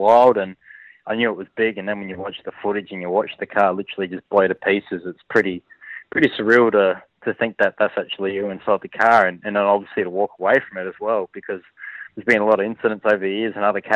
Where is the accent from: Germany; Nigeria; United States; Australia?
Australia; Adelaide, South Australia; growing up in Adelaide as a kid.